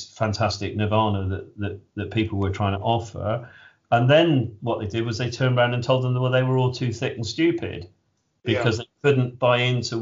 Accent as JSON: {"language": "English", "region": "England", "country": "United Kingdom", "said": "I'm English and not American"}